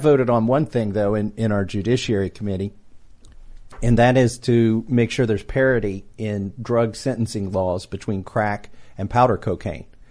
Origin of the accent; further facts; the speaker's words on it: Kentucky, United States; I'm from Kentucky. I'm a high-tech redneck. Grew up as a hillbilly, still a hillbilly